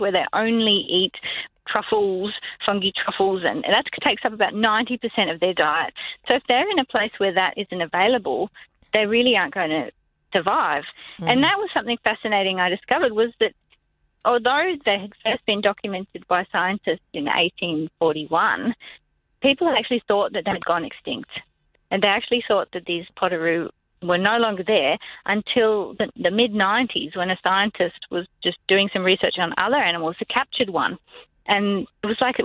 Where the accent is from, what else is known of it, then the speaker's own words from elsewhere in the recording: Northern Territory, Australia; growing up in the Territory